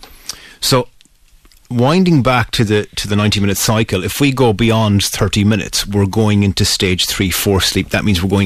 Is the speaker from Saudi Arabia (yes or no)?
no; Mayo, Connacht, Ireland; I'm from Mayo, and the first two things that were said about a person was how hard they worked and how early they were up in the morning